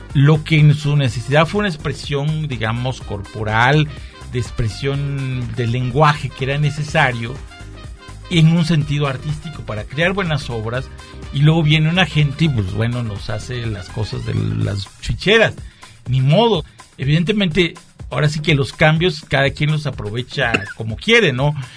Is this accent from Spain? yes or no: no; Mexico; soy mexicano, me gustan las tecolotas y los tacos de canasta